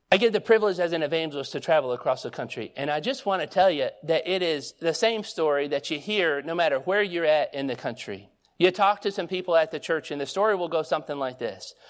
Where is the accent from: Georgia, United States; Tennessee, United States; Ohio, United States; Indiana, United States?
Georgia, United States; Stockbridge; moved away; also born or lived in North Carolina; when we moved from Georgia, I mean, I was born in Stockbridge. We moved to North Carolina